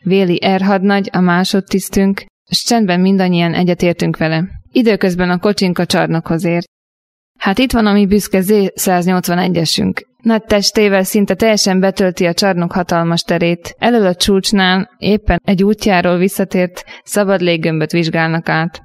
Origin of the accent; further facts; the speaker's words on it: Upper Hungary, Nitra Region, Slovakia; felvidékről származom.